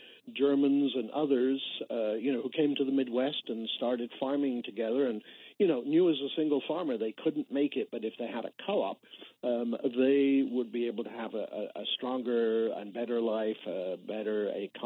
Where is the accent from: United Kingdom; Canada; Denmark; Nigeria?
United Kingdom; England; moved away as an adult; also born or lived in London; now in United States; I grew up in England and emigrated to the United States in the 1980s